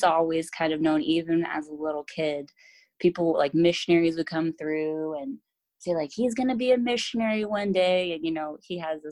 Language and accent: English; San Diego, California, United States; moved away as an adult; now in Brazil; I grew up in San Diego, California.